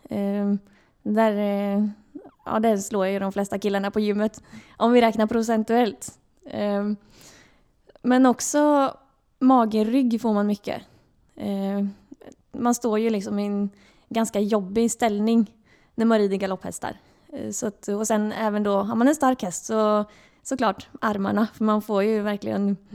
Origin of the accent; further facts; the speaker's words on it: Örebro, Örebro County, Sweden; now in Gothenburg, Sweden; jag kom ju från Örebro och då flyttade jag till Göteborg för att jag fick jobb här i Varberg.